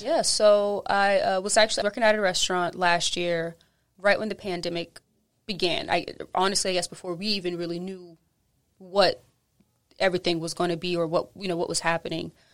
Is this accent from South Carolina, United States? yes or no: yes; Charleston, South Carolina, United States; moved away as an adult; now in New Orleans, United States; I'm from Charleston, so just kinda like here, like New Orleans